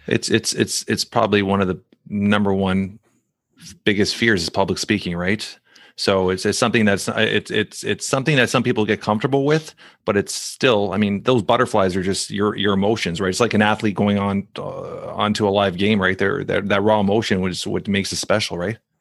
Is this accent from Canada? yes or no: yes; Toronto, Ontario, Canada; now in Brampton, Canada; That's where I grew up in Saint Clair on, uh, on, uh, Dufferin and Saint Clair.